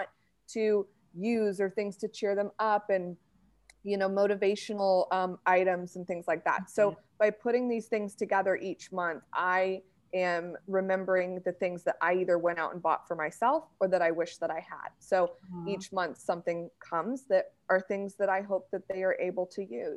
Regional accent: United States; I'm married to a British man and I'm an American

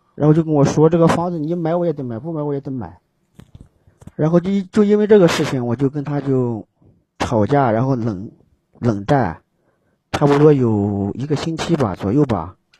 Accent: Gansu, China; now in Xi'an, China; 我家是甘肃的，甘肃的

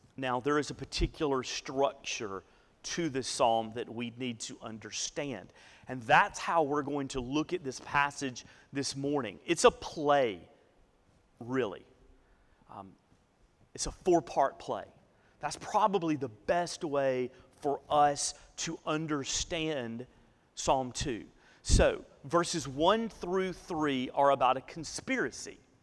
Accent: Northeast Alabama, United States; I grew up in Northeast Alabama.

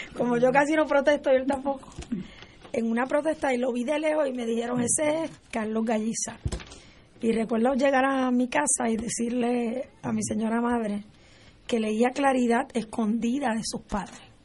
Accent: Puerto Rico; como puertorriqueña

